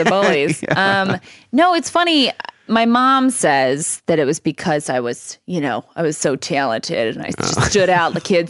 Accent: Lake Isabella, California, United States; Lake Isabella, California.

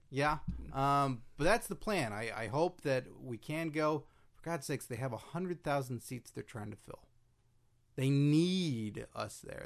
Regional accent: Carrollton, Texas, United States; moved away; I grew up in Dallas. That's my hometown, specifically Carrollton, which is a city just outside of Dallas

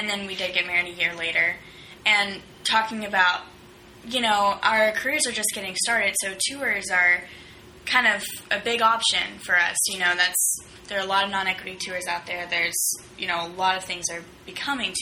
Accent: Abilene, Texas, United States; it was in my hometown

